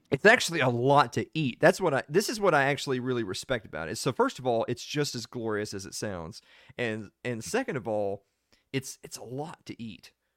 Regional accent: the South, United States; I'm from the South, and we have a place down here called Waffle House

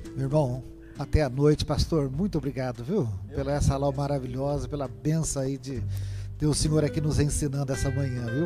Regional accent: Lins, São Paulo, Brazil; eu sou da cidade de Lins

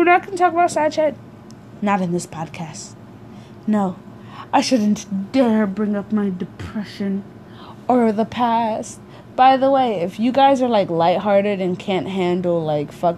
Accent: United States; also born or lived in Africa; I was born in Africa, but raised in America.

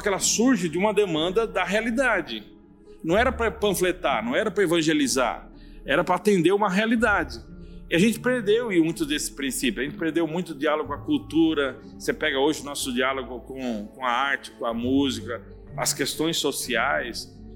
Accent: Joinville, Santa Catarina, Brazil; also born or lived in São Paulo; now in São José do Rio Preto, Brazil; eu sou um barriga verde, embora nasci em São Paulo, capital, mas cresci em Joinville, Santa e Bela Catarina.

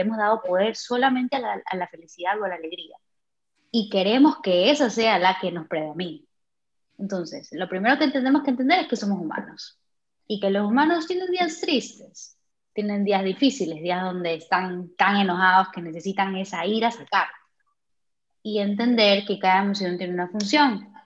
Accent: Ecuador; now in Germany; vivo en Alemania, pero soy de Ecuador

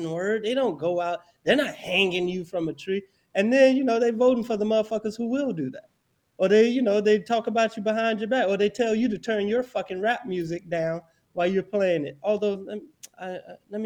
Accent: Florida, United States; I grew up in Florida

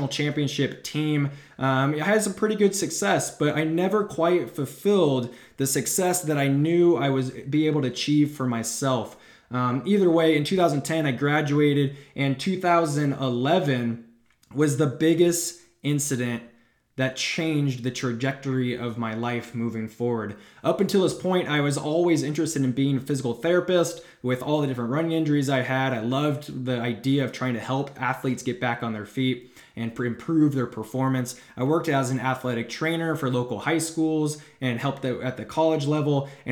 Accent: Northern California, United States; I grew up in Northern California

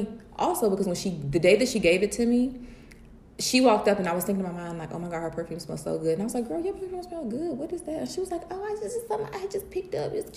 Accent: Mississippi, United States; now in DMV area, United States; I'm from Mississippi

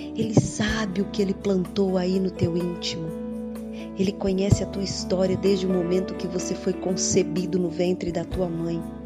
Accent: São José do Rio Preto, São Paulo, Brazil; Eu sou de São José do Rio Preto

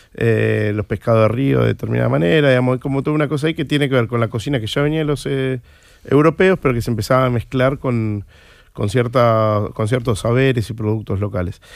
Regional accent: Argentina; era un bar que yo frecuentaba en mi adolescencia, pues fui al pellegrino un colegio que estaba ahí cerca

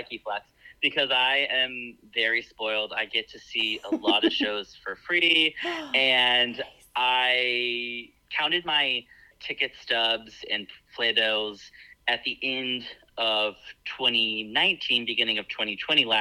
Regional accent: Cumming, Georgia, United States; moved away as an adult; also born or lived in New York; now in Atlanta, United States; I'm actually from the city that Rachel from this season of The Bachelor is from, a town called Cumming, Georgia.

